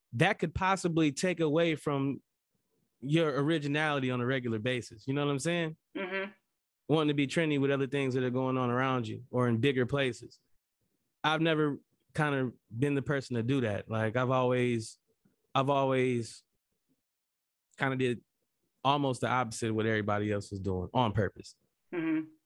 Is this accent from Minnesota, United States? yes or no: no; Lansing, Michigan, United States; Lansing, pretty much with me being here, mm-hmm. and me growing up here, even getting away for some years, going to college and coming back